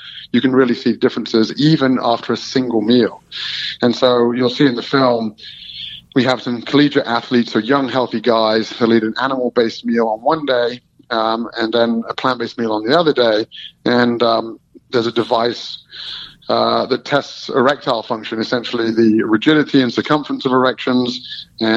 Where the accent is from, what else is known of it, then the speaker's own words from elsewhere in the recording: Melton Mowbray, East Midlands, United Kingdom; I'm from Melton Mowbray, which is known in England as the rural